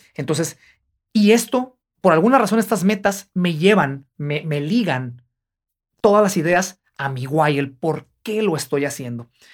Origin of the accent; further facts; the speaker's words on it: Guadalajara, Jalisco, Mexico; moved away; yo soy de Guadalajara, Jalisco